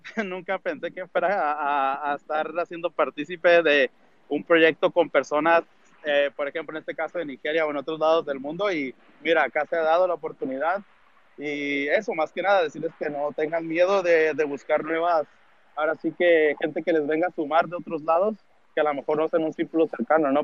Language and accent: Spanish; Tijuana, Baja California, Mexico; nosotros somos de Tijuana, México